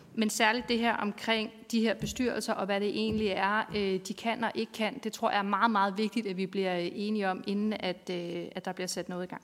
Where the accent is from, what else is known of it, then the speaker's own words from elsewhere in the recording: North Zealand, Capital Region of Denmark, Denmark; men jeg er fra Nordsjælland